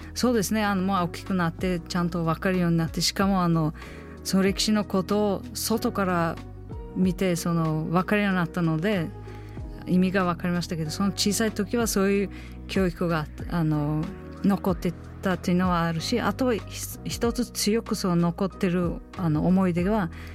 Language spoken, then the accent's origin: Japanese; Uzbekistan; Japanese is a second language; moved away as an adult; now in Japan; 私は間違えた国に生まれた